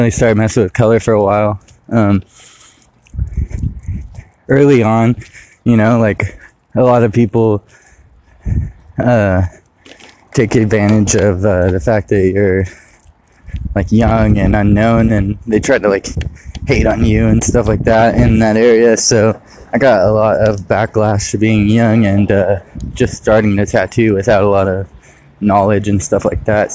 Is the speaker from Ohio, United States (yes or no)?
no; Modesto, California, United States; also born or lived in Riverbank, California / Ceres, California; I was born in California, in Southern California, and by the time I was 2 years old, we had moved to Riverbank and eventually Ceres, Modesto area